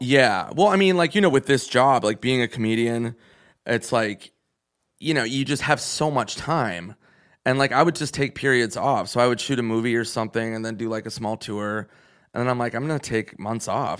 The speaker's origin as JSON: {"language": "English", "region": "Minnesota", "country": "United States", "moved": "yes", "said": "I'm from Minnesota where it's fucking insane how much they drink."}